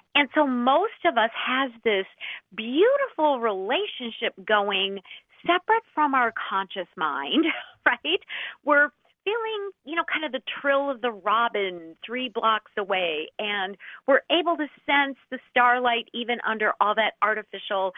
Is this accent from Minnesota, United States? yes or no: yes; Minnesota, United States; I am from Minnesota.